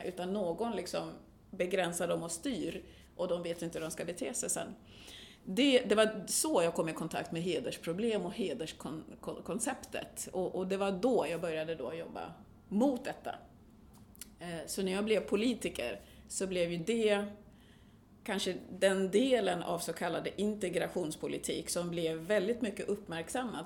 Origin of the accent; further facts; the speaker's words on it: Sweden; also born or lived in Burundi; jag har levt mitt liv i Sverige som svensk